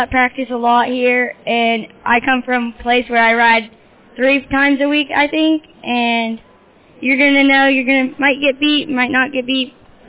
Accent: Ohio, United States

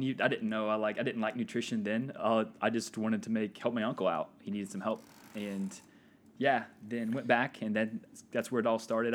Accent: Walker, Louisiana, United States; moved away as an adult; also born or lived in Florida; now in Indiana, United States; I grew up near Baton Rouge, a little town called Walker, Louisiana

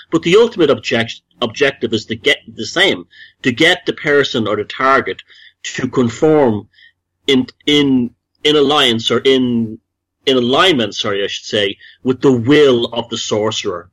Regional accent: Dublin, Leinster, Ireland; moved away as an adult; also born or lived in United States; I grew up in Dublin

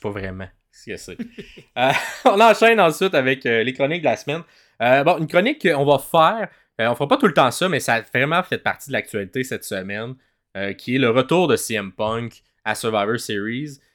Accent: Montreal, Quebec, Canada; on est francophone, on vient de Montréal, euh, puis de la région, de la province du Québec.

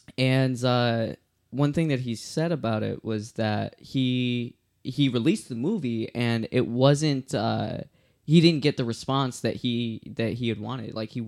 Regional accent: Chicago, Illinois, United States; moved away as an adult; now in Austin, United States; I was living in Illinois. For everyone that doesn't know me, I am actually from Chicago, and I moved to Austin, Texas to make this album and a movie accompanying it.

